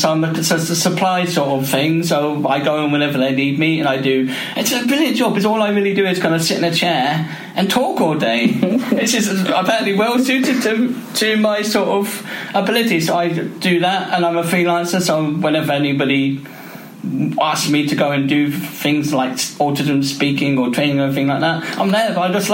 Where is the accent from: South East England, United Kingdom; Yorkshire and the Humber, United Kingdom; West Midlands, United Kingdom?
South East England, United Kingdom; Camberley; also born or lived in Oxford / Slough; we moved to Camberley, where we live, because there's a special school, so I attended a special school.